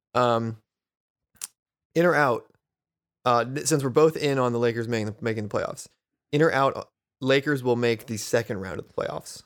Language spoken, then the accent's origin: English; San Diego, California, United States; moved away as an adult; now in East Bay, United States; we grew up in San Diego